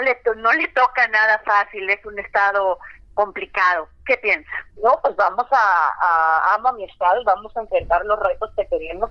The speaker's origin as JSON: {"language": "Spanish", "region": "Baja California", "country": "Mexico", "said": "como primera gobernadora de mi estado"}